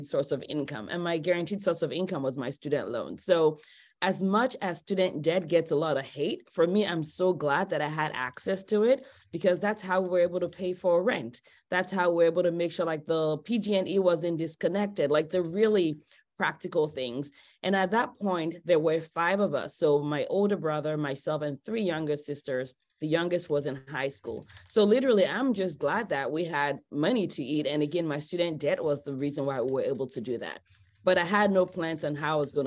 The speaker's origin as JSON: {"language": "English", "country": "Nigeria", "tie": "born or raised there", "also_born_or_lived": "Los Angeles, United States", "moved": "yes", "lives_now": "United States", "said": "I grew up in Nigeria. I moved to the US about 20 something years ago."}